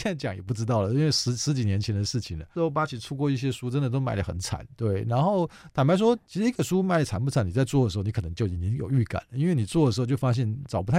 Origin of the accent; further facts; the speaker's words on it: Hsinchu, Taiwan; 因为我是新竹人，我现在新竹做了一个图书业务的工作，做了半年。